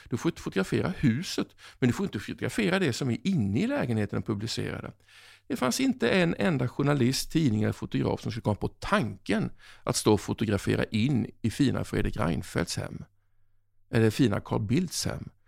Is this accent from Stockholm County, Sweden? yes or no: no; Oskarshamn, Kalmar County, Sweden; Eh, jag kom från Oskarshamn. Helt plötsligt så var jag under Kristallkronorna 94 och jag kände mig verkligen som en främling.